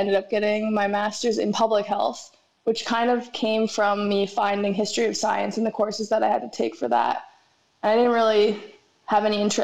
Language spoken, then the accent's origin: English; Mississauga, Ontario, Canada; moved away as an adult; now in Australia; I'm from Mississauga, Ontario, which is just outside of Toronto.